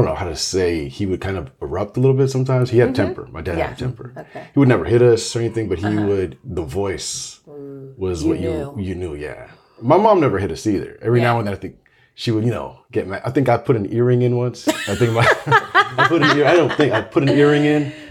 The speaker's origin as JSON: {"language": "English", "town": "San Francisco", "region": "California", "country": "United States", "tie": "born or raised there", "said": "I grew up in San Francisco in a really nice little neighborhood, a lot of kids."}